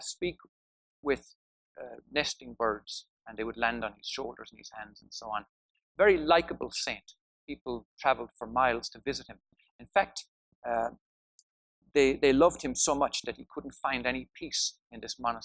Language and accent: English; Tipperary, Munster, Ireland; also born or lived in County Wicklow; it's where all my family come from, even though I was born in Tipperary